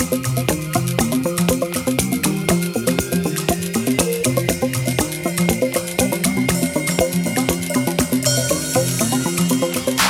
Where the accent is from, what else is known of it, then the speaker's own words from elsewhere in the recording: Netherlands; moved away; my home country, the Netherlands